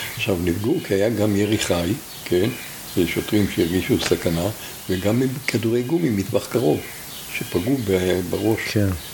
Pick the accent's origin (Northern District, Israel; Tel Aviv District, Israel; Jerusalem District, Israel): Northern District, Israel; Tel Adashim; אנחנו כמעט כל הכיתה, היינו כיתה של בנים מתל עדשים